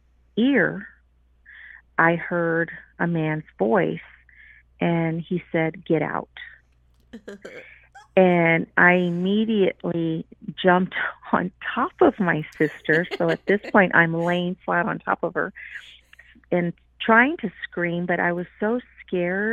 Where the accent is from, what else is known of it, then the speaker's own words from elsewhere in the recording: Houston, Texas, United States; I grew up in Houston